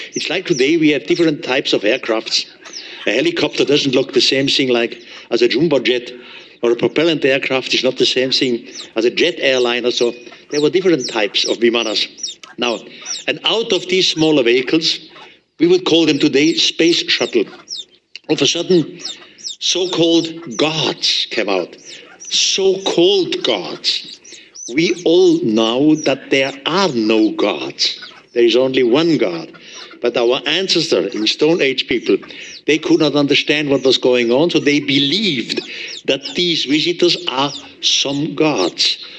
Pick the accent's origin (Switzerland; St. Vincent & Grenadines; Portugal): Switzerland; accent: German; English is a second language